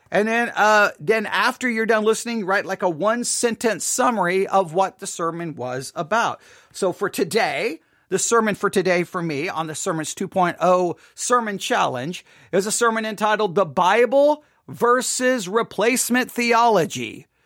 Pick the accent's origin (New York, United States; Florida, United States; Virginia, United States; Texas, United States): Texas, United States; Buffalo Gap; I grew up in Buffalo Gap, Texas